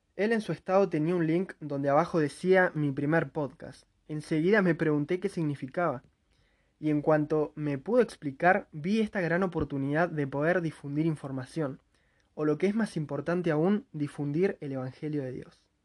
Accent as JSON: {"language": "Spanish", "region": "Neuquén", "country": "Argentina", "said": "soy de Neuquén, Argentina"}